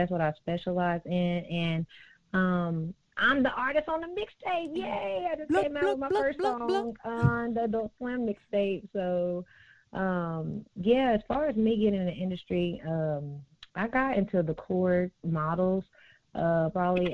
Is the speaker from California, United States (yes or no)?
no; Fort Smith, Arkansas, United States; I am from Fort Smith, Arkansas. I was born and raised there